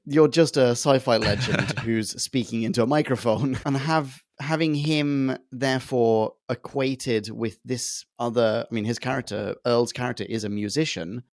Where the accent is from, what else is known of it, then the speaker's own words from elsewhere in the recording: Sweden; I grew up in Sweden